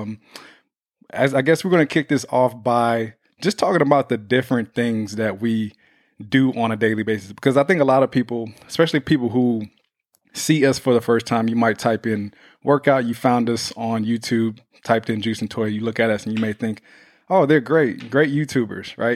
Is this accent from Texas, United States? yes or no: yes; Houston, Texas, United States; now in Los Angeles, United States; Houston, my hometown, we are coming to you